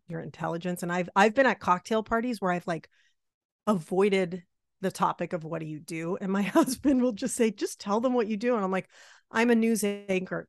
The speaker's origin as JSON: {"language": "English", "region": "Massachusetts", "country": "United States", "tie": "born or raised there", "said": "I grew up in Massachusetts"}